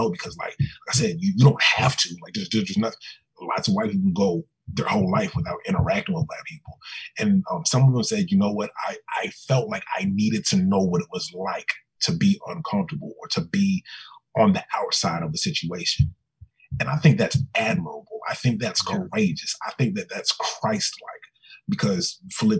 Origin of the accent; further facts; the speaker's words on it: Richmond, Virginia, United States; now in Miami, United States; I grew up in Richmond, Virginia, the former capital of the Confederacy